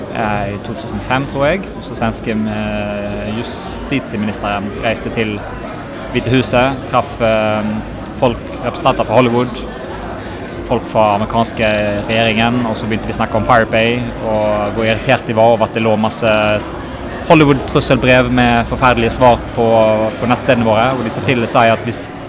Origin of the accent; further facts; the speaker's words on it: Bergen, Vestland, Norway; accent: Bergen dialect; also born or lived in Sweden; Jeg er ikke fra Norge, jeg er fra Bergen